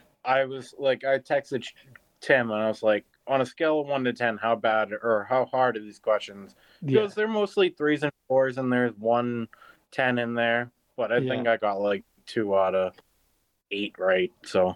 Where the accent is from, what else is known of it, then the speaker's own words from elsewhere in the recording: Cape Cod, Massachusetts, United States; moved away as an adult; now in North Carolina, United States; I was raised on the Cape, and I've been in North Carolina for like 8 months.